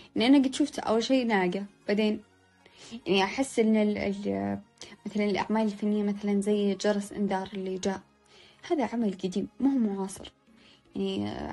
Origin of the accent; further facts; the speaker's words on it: Saudi Arabia; عندنا بالسعودية